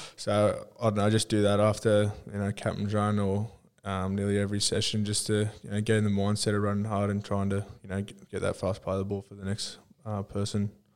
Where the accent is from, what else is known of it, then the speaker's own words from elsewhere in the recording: Australia; now in Canberra, Australia; I grew up in Mainbar. I was pretty small and there wasn't too much to do apart from go fishing